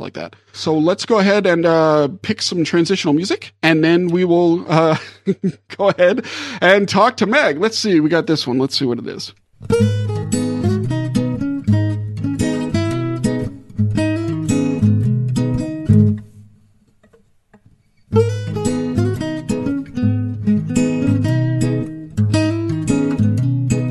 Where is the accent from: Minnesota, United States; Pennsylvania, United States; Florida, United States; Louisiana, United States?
Louisiana, United States; New Orleans; I'm from New Orleans